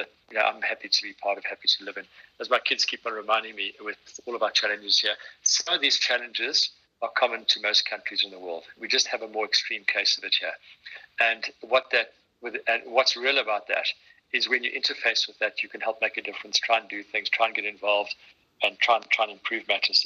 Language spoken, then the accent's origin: English; South Africa; as a South African